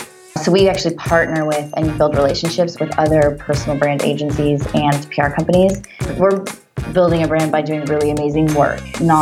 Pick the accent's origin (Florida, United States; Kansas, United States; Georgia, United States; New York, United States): Florida, United States; also born or lived in Simi Valley, California; I was born in Simi Valley, California, and then I left when I was about 3 to South Florida.